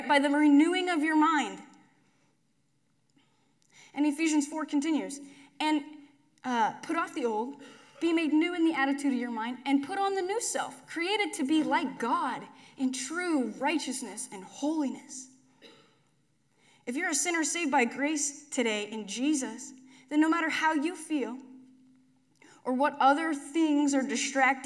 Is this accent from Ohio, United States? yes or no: no; McCook, Nebraska, United States; When I was a kid, I grew up in McCook